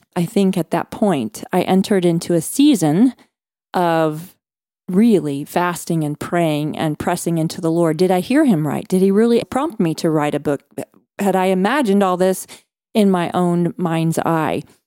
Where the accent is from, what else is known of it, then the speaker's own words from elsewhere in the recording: Midwest, United States; I was growing up in America's heartland in the cornfields